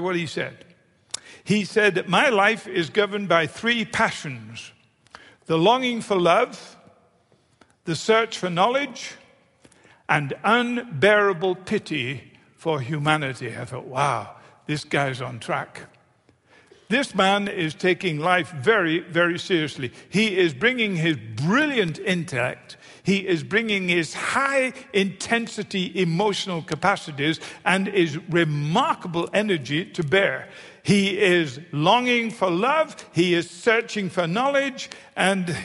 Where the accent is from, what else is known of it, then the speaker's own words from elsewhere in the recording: United Kingdom; now in United States; I'm a Brit, I'm in America